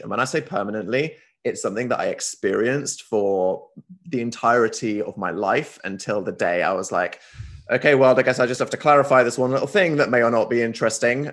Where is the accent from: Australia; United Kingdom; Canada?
United Kingdom; as this British guy